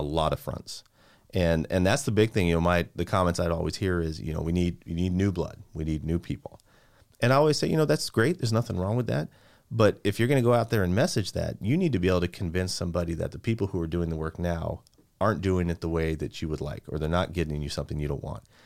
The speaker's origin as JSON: {"language": "English", "town": "Santa Barbara", "region": "California", "country": "United States", "tie": "born or raised there", "also_born_or_lived": "San Luis Obispo", "moved": "as an adult", "lives_now": "Santa Clarita, United States", "said": "I was born and raised in Santa Barbara"}